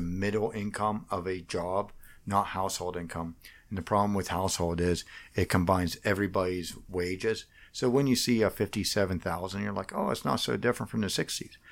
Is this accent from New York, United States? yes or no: no; Washington, Pennsylvania, United States; moved away as an adult; I grew up in Washington, P A, uh, just outside of Washington